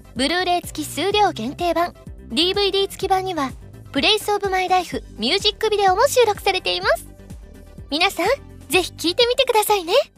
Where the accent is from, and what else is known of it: Osaka, Japan